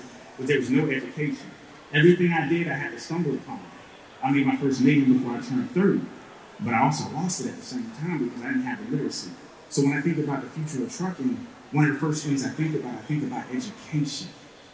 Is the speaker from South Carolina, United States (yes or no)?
yes; South Carolina, United States; I'm from Alpena, South Carolina.